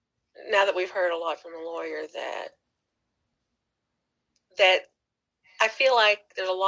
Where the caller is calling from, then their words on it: New Hampshire, United States; Oh, I'm watching from New Hampshire.